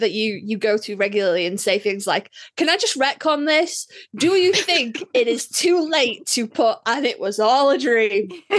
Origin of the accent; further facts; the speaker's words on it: England, United Kingdom; I come from England